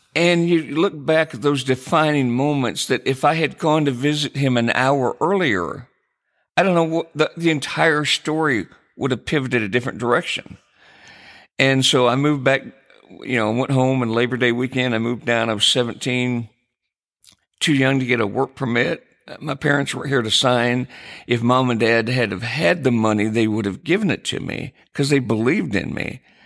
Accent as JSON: {"language": "English", "town": "Jackson", "region": "Michigan", "country": "United States", "tie": "born or raised there", "moved": "yes", "said": "I grew up in Michigan, a small town called Jackson"}